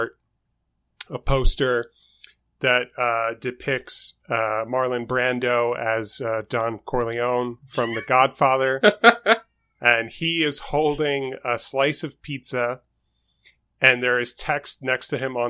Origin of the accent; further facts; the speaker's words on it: New York City, New York, United States; moved away; I am from New York City. I grew up in Queens specifically